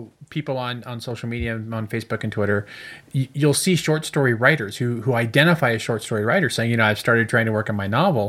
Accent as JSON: {"language": "English", "town": "Chicago", "region": "Illinois", "country": "United States", "tie": "born there", "said": "because I was born in Chicago."}